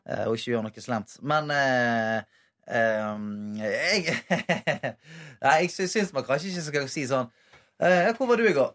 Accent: Bergen, Vestland, Norway; moved away; bodd hjemme i Bergen

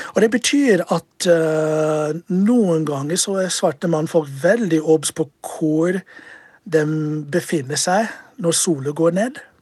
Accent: United States; moved away as an adult; also born or lived in Chicago; now in Norway; Jeg har bodd her i Norge siden 2002. Eh, jeg kommer fra USA og er en tidligere politimann i USA

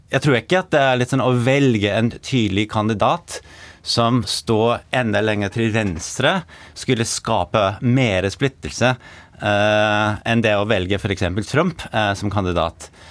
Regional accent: New York, United States; Norwegian is a second language; moved away as an adult; also born or lived in Norway; now in Oslo, Norway; Født og oppvokst i New York og har flyttet til Norge i 2014

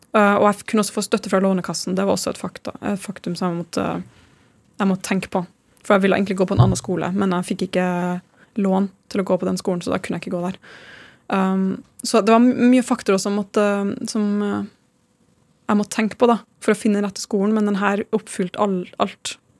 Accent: Trondheim, Trøndelag, Norway; moved away; jeg er fra Trondheim

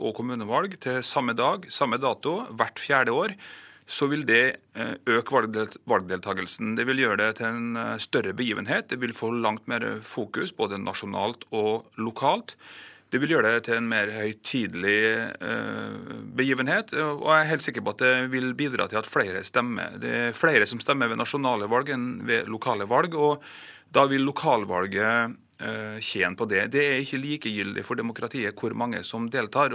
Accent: Kristiansund, Møre og Romsdal, Norway; I min hjemby Kristiansund her

